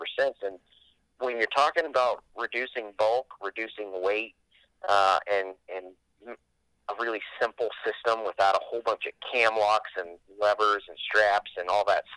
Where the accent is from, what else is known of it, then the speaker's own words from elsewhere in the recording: Florida, United States; moved away as an adult; also born or lived in Southeast United States / Fort Carson, Colorado; I'm from the East Coast. Grew up whitetail hunting in Florida and in the Southeast